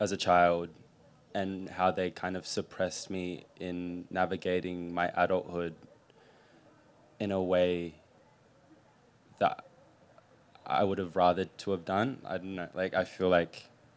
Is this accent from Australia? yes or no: yes; Adelaide, South Australia, Australia; also born or lived in Philadelphia, United States; now in Melbourne, Australia; I was born in Philly, but I grew up in Adelaide and moved here